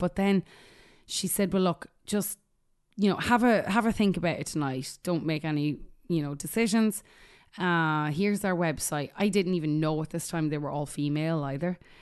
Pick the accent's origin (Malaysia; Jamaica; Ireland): Ireland; moved away; growing up in Ireland